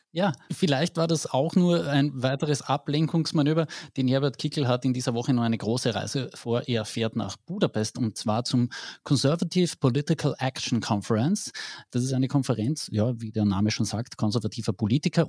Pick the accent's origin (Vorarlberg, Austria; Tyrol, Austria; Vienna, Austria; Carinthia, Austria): Carinthia, Austria; bei uns in Kärnten